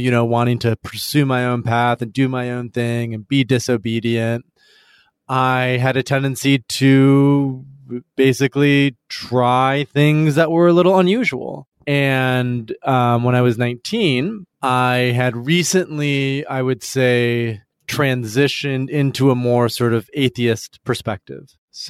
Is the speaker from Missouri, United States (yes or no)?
no; Michigan, United States; West Michigan. So in a pretty like conservative, not conservative home, like but a very traditional church every Sunday, Protestant.